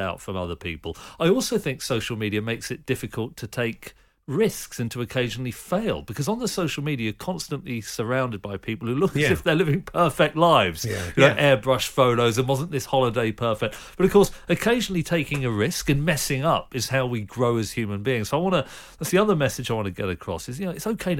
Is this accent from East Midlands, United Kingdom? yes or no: no; Reading, South East England, United Kingdom; I grew up in suburban Reading